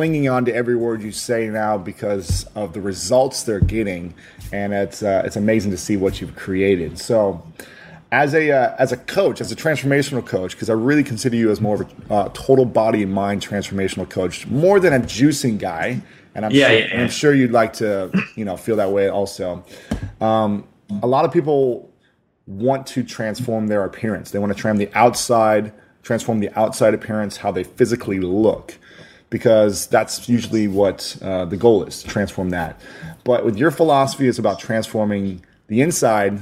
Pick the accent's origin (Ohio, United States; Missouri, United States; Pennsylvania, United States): Ohio, United States; I'm a Buckeye fan. I'm from Ohio.